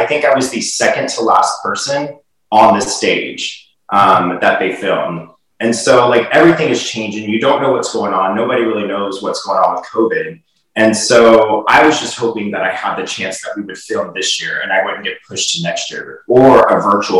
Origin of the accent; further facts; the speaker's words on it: Houston, Texas, United States; moved away; I'm originally from Houston